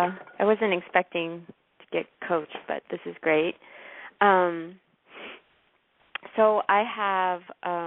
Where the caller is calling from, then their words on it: San Diego, California, United States; San Diego.